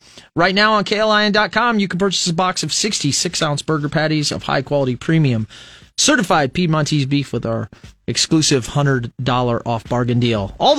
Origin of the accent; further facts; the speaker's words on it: Fremont, Nebraska, United States; now in Lincoln, United States; I'm from Fremont originally